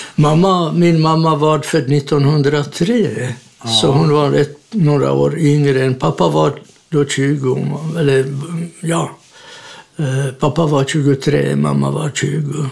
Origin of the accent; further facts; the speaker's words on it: Hodonín, South Moravian Region, Czechia; Swedish is a second language; moved away as an adult; now in Sweden; Jag är född i Tjeckoslovakien i en liten stad i Sydmären som heter Hordonin